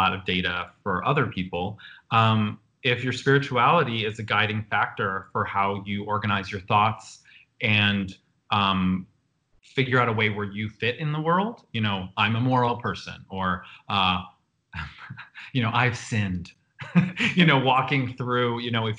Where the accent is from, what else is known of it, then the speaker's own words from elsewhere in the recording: Buffalo, New York, United States; as a little queer kid growing up in Buffalo